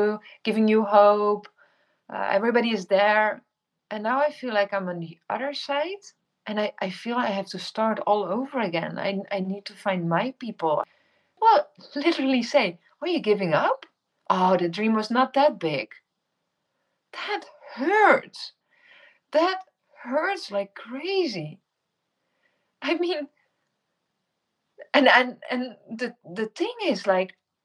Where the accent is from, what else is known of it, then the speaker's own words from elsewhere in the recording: Netherlands; first language Dutch; English is a second language; moved away as an adult; also born or lived in Indonesia; I'm originally from the Netherlands.